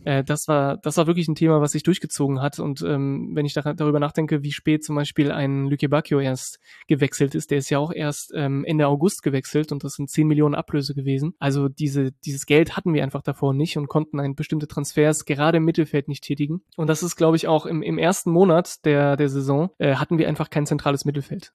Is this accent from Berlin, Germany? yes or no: yes; Berlin, Germany; also born or lived in France; ursprünglich aus Frankreich, in Berlin dann äh, groß geworden als, als Franzose